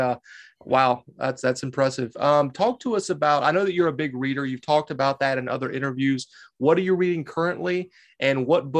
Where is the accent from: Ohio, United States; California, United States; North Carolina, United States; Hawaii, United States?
North Carolina, United States; now in Boston, United States; I'm from North Carolina, right on the border of South Carolina